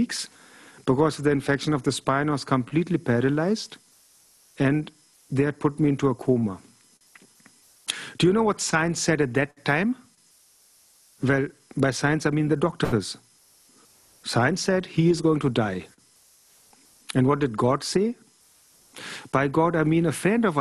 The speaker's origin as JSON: {"language": "English", "country": "Germany", "tie": "born or raised there", "said": "I was born in Germany"}